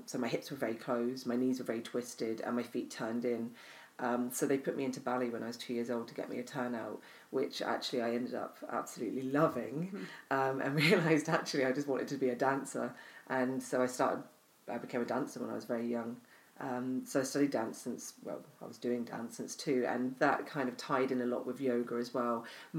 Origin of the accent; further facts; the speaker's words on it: Arbroath, Scotland, United Kingdom; born there; also born or lived in Cornwall; So I was born in Scotland. I was born in Arbroath. My father was based there.